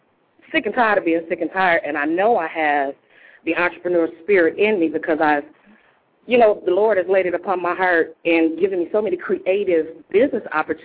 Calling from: Grand Rapids, Michigan, United States; I'm calling from Grand Rapids, Michigan.

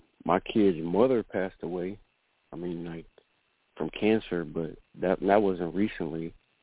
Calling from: Florida, United States; I'm calling in from Florida.

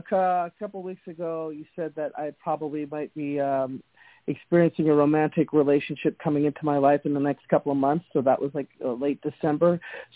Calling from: Winnipeg, Manitoba, Canada; calling from Winnipeg, Canada.

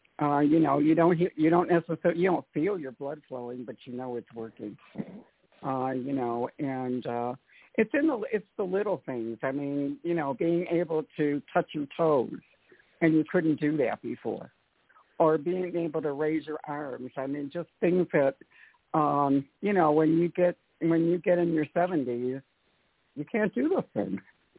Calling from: Atlanta, Georgia, United States; I'm from Atlanta.

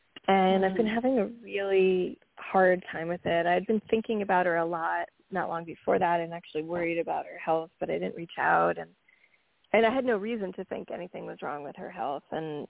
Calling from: New York, United States; Hi, this is … from New York.

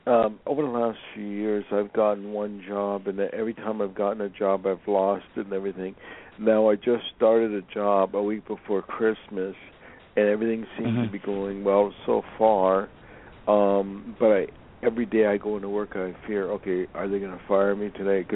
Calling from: Los Angeles, California, United States; I'm calling from Los Angeles.

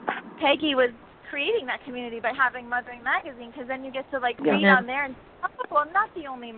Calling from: North Shore of Kauai, Hawaii, United States; I'm calling right now from the North Shore of Hawaii. Kauai is actually the island.

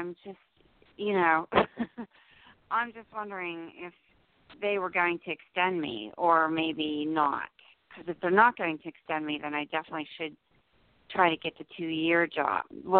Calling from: New Jersey, United States; New Jersey.

